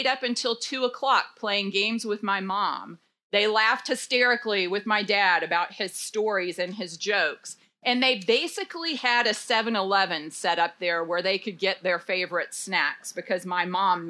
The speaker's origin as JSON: {"language": "English", "town": "Dallas", "region": "Texas", "country": "United States", "tie": "born or raised there", "lives_now": "Denton, United States", "said": "I grew up in Dallas"}